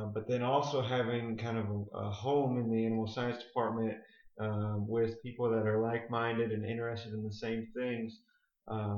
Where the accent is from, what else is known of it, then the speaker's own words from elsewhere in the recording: St. Lucie County, Florida, United States; also born or lived in Gainesville, Florida / Texas; I grew up in St. Lucie County on Adams Ranch here